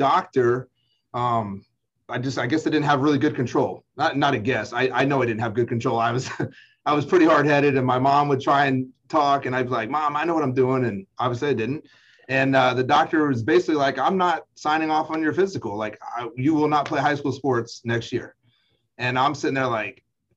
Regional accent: Huntsville, Alabama, United States; I grew up there in Huntsville

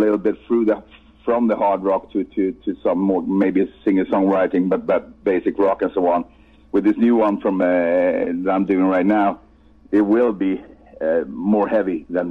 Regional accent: Sweden; first language Swedish; English is a second language; my native language, Swedish

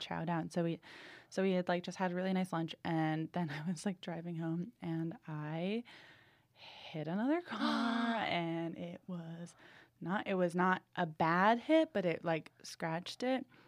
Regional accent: New England, United States; moved away as an adult; now in Los Angeles, United States; I'm from New England

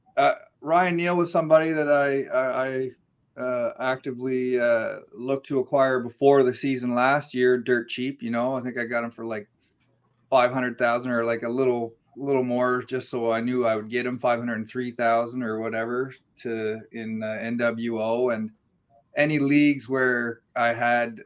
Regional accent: the Maritimes, Canada; I grew up in the Maritimes out east in, in Canada

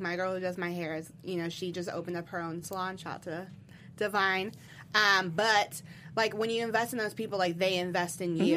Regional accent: Louisville, Kentucky, United States; I'm from Louisville

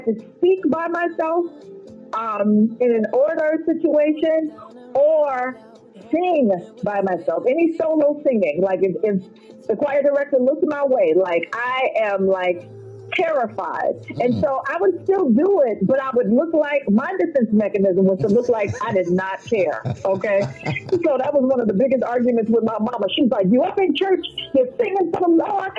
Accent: Chicago, Illinois, United States; also born or lived in Florida; growing up in Chicago

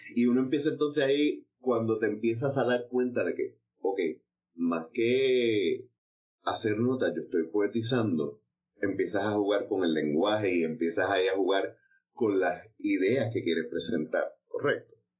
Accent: Trujillo Alto, Puerto Rico; also born or lived in Ponce; a mí, que nací en Ponce, me crió en Trujillo Alto

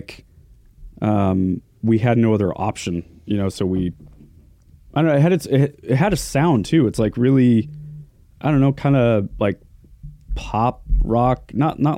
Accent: Hillsboro, Oregon, United States; born or raised there

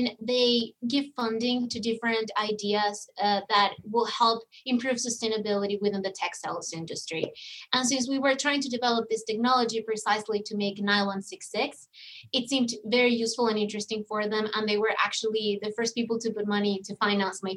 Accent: Venezuela; moved away as an adult; I'm from Venezuela originally.

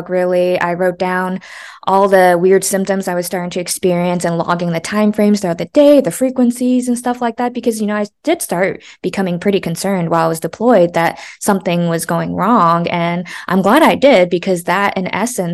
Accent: United States; moved away; I'm from the East Coast. I'm from New Jersey, New York area. So like I'm used to talking really fast

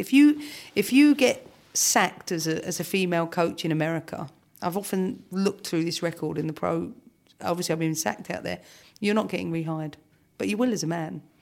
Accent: London, United Kingdom; Camden has shaped me, no doubt, because it gave me the important things, the streetwise things. You know, I grew up in flats.

